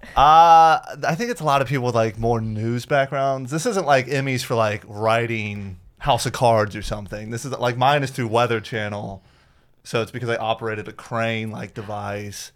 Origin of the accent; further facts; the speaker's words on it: Florida, United States; I grew up in Florida